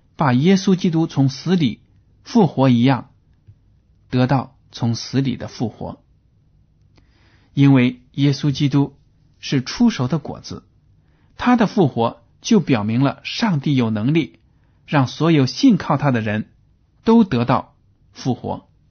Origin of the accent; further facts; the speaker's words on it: China; 我们中国人